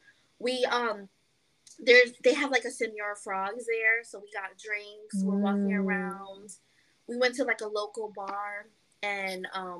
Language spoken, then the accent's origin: English; New York, United States; I'm from New York